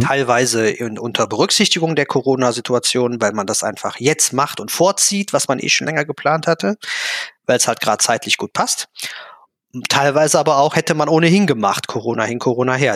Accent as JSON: {"language": "German", "country": "Germany", "tie": "born or raised there", "accent": "Kölsch", "said": "bin ein Kind der Eifel"}